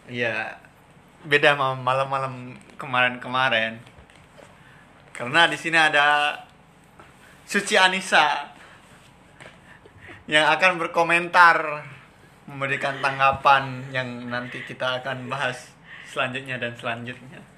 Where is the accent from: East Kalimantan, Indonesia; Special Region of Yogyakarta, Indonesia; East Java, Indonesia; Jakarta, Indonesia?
Special Region of Yogyakarta, Indonesia; Yogyakarta; Ya tetep lah kan gue orang Jogja.